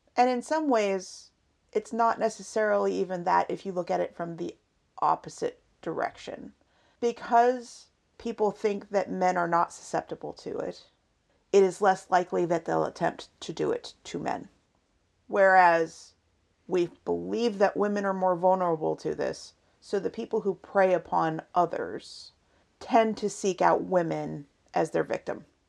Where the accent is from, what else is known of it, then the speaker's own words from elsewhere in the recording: Seattle, Washington, United States; moved away; we come from Seattle and I kept my team when we moved down south